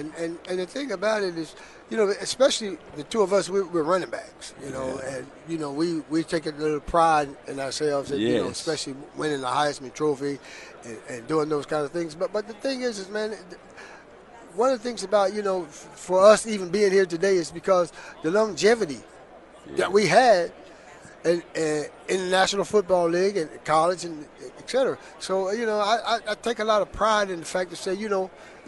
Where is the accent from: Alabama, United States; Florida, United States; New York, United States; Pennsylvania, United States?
Pennsylvania, United States; Pittsburgh; I was born and raised up in the Pittsburgh area, and the Houston Oilers used to play the Pittsburgh Steelers.